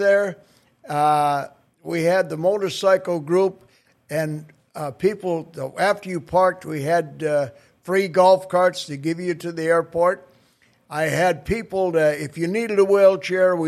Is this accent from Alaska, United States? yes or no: no; Mallory, Minnesota, United States; also born or lived in Crookston, Minnesota / Grand Forks, North Dakota; I was born in Mallory, the big town on the way to Crookston.